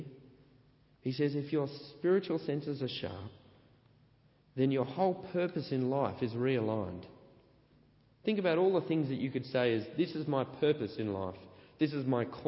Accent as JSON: {"language": "English", "country": "Australia", "said": "I'm an Australian"}